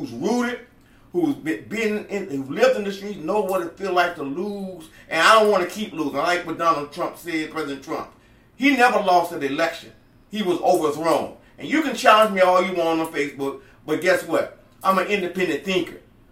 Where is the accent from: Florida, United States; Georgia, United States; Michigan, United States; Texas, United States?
Florida, United States; Homestead; I grew up here in Homestead, Florida City